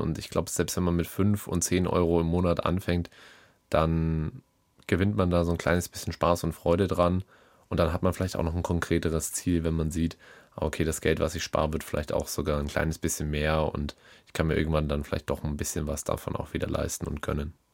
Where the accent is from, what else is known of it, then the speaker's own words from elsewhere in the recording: Bavaria, Germany; ich komme ja schließlich aus Bayern